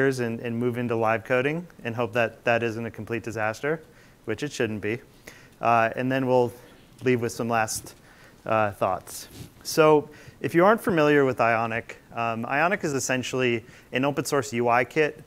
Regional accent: Midwest, United States; also born or lived in Madison, Wisconsin; I live in Madison, Wisconsin. I'm a Midwesterner.

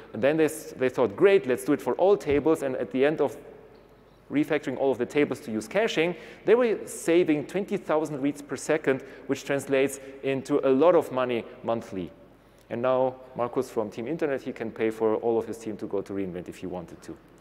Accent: Munich, Bavaria, Germany; I'm from Munich, so that would be my region

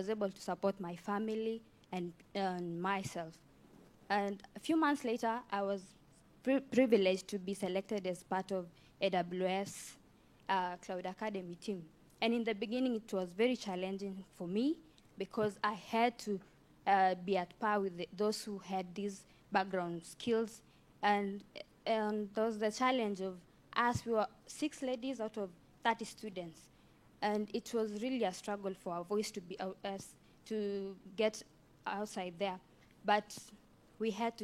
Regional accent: Kapkatet, Kericho County, Kenya; I was born and raised in Kenya in a village called Kapkatet.

